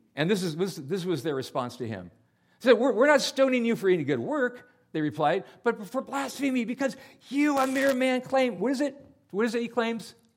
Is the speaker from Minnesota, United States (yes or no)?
no; San Jose, California, United States; I was born in San Jose, California